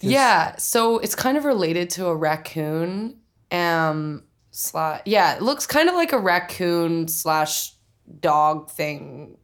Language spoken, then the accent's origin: English; Oklahoma City, Oklahoma, United States; moved away as an adult; also born or lived in Tulsa, Oklahoma; now in New York, United States; I grew up in Oklahoma City, or I was born in Tulsa, Oklahoma. Um, and I grew up in Oklahoma City for 18 years.